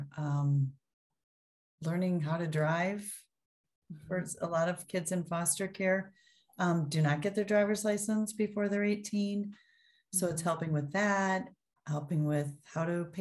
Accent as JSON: {"language": "English", "region": "Minnesota", "country": "United States", "tie": "born or raised there", "also_born_or_lived": "Ohio / Iowa", "said": "I am from Minnesota. I've lived here almost my whole life, except for a brief stint in Ohio, and Iowa, actually"}